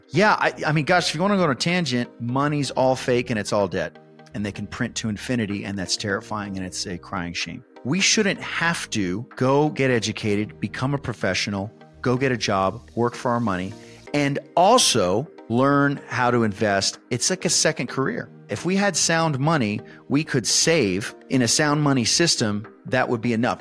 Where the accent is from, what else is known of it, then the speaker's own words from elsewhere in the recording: San Antonio, Texas, United States; I was born and raised in San Antonio